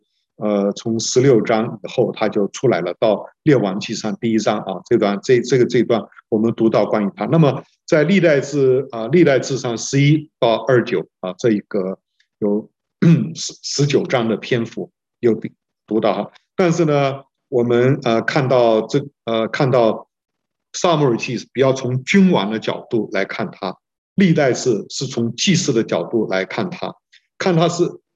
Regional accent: China; 我们中国人说啊，中国人的这个政治学叫做内圣外王

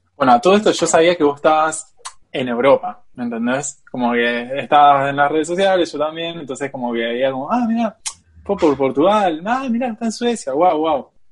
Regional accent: Argentina; also born or lived in Switzerland / China; now in Barcelona, Spain; yo soy argentino

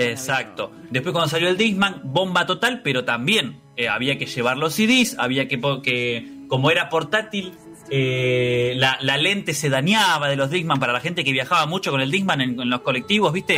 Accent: Argentina; somos de acá

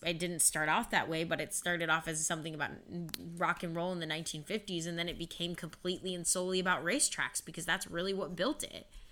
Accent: Avon Lake, Ohio, United States; also born or lived in San Jose, California; born in San Jose, California, but then I grew up in Avon Lake.

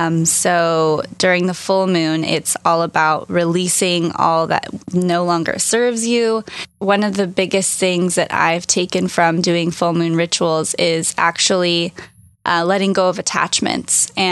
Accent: California, United States; I'm from Orange County.

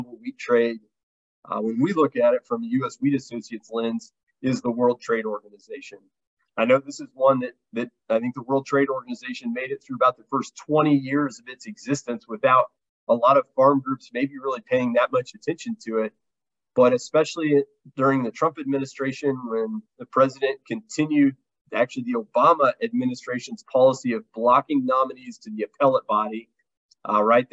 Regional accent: Kansas, United States; I grew up in Kansas

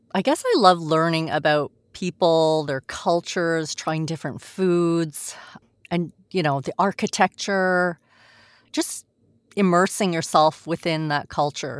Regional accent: Montreal, Quebec, Canada; also born or lived in France; I was born in France actually. And then oh. and then oh, we moved here. Uh, we moved to Montreal when I was a baby

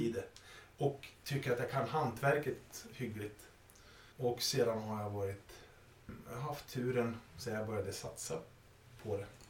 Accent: Sweden; när jag var liten och vi flyttade ut på landet till min hemby Valne

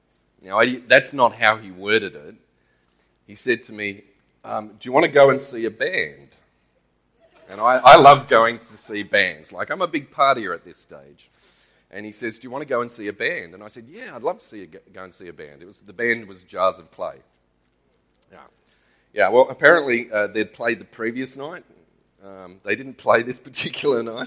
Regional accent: Australia; accent: Australian; We moved to Australia when I was 5. Yes, I'm Australian.

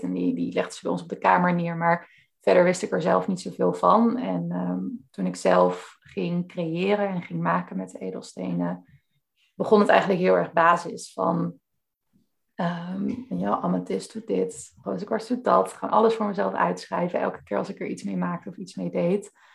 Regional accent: Veluwe, Gelderland, Netherlands; ik kom dus van de Veluwe ook zelf

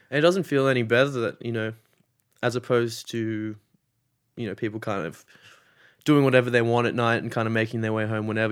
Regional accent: Sydney, New South Wales, Australia; I grew up in Sydney or I'm from Sydney.

